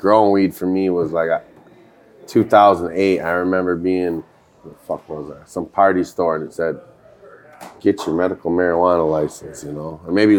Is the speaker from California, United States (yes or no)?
no; Michigan, United States; North of Detroit.